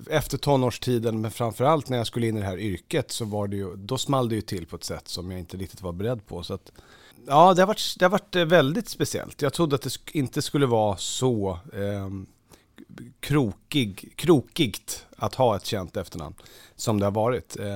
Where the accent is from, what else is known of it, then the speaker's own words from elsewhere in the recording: Lidingö, Stockholm County, Sweden; där jag är uppvuxen så är, ju, är man ju inte ensam om att, om att, ha föräldrar som har presterat. Eh, Lidingö är ju väldigt så